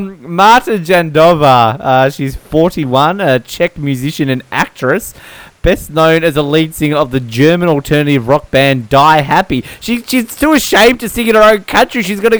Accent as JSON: {"language": "English", "country": "Latvia", "said": "Latvia. Yes, I am from Latvia."}